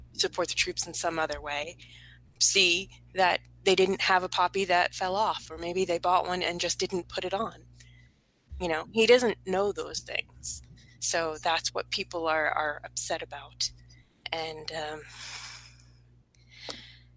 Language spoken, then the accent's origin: English; United States; I'm an American